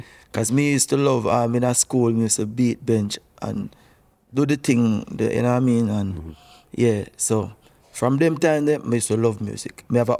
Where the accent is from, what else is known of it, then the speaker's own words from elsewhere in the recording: Kingston, Jamaica; also born or lived in St. Andrew; place called Bada, St. Andrew, between St. Andrew and St. Mary. But I grew up in West Kingston